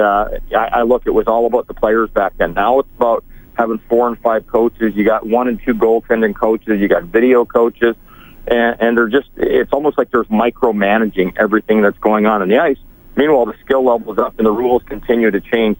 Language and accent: English; Edmonton, Alberta, Canada; when I was a kid growing up in Edmonton